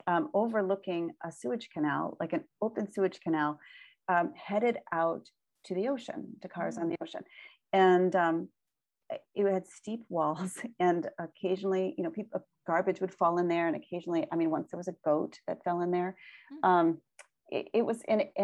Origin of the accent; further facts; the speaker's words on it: Boston, Massachusetts, United States; moved away; also born or lived in Lake Michigan area (born); I grew up near Boston